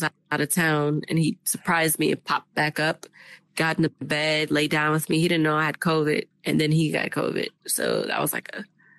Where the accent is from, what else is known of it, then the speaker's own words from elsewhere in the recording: Germany; I'm originally from Germany. I'm an army brat, so I lived there the beginning part of my life.